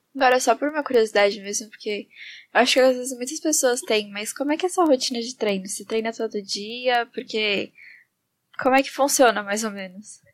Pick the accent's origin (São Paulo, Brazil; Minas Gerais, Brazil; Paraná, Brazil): São Paulo, Brazil; de onde a gente é também, tá tudo aqui de pertinho.